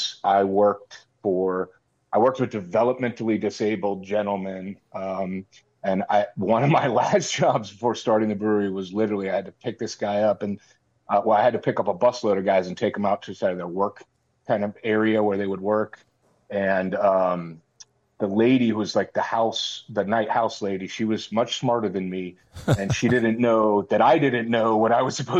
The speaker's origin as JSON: {"language": "English", "town": "Tampa", "region": "Florida", "country": "United States", "tie": "born or raised there", "said": "I'm born and raised in Tampa, Florida. I'm a sixth generation"}